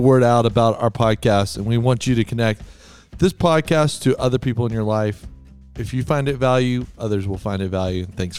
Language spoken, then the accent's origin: English; Texas, United States; I'm from Texas, man.